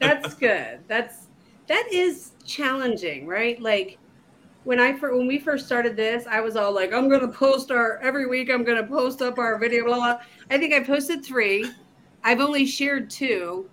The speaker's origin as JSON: {"language": "English", "area": "just outside of Baltimore", "region": "Maryland", "country": "United States", "tie": "born or raised there", "moved": "as an adult", "lives_now": "Southwest Virginia, United States", "said": "I was born and raised in just outside of Baltimore, Maryland, and I moved to Southwest Virginia to for my husband"}